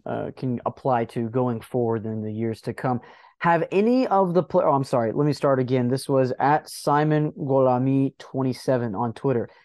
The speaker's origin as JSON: {"language": "English", "region": "the South", "country": "United States", "said": "I myself, I'm from the South"}